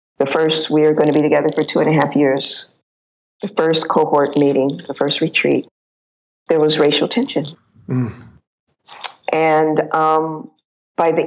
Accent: California, United States; I'm American. I'm from California

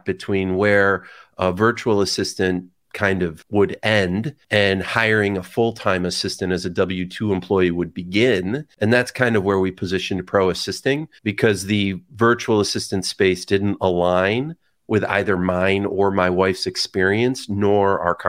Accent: Canandaigua, New York, United States; Right outside Canandaigua, New York.

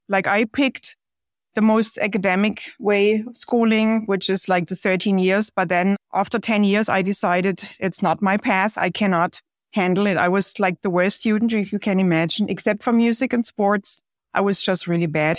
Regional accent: Germany; moved away as an adult; now in United States; growing up in Germany, well, it certainly was very different compared to here

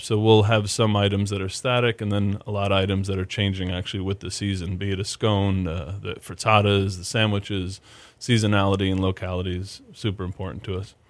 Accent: New York, United States; now in Houston, United States; born and raised in New York

